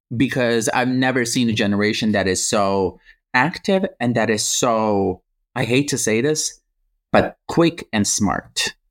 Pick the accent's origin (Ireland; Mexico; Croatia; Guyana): Croatia; now in United States; I grew up in Croatia